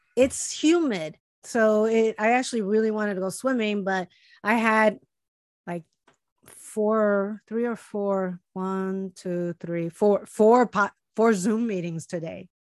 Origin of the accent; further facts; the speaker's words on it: Chicago, Illinois, United States; moved away; my friends that I grew up with in Chicago